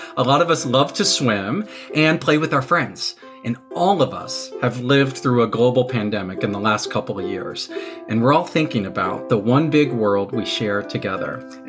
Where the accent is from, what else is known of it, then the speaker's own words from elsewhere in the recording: Texas, United States; now in New York City, United States; I'm a teacher. I was born in Texas in the United States, but now I live in New York City.